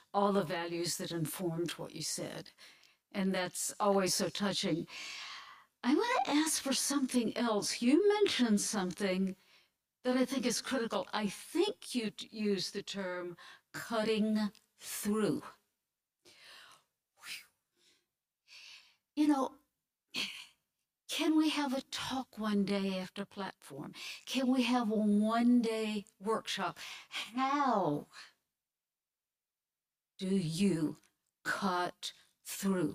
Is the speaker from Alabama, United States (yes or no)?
yes; Alabama, United States; I grew up in Alabama